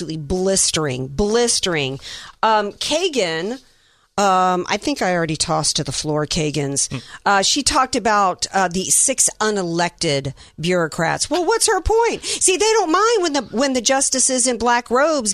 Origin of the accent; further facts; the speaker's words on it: Deep South, United States; Growing up in the Deep South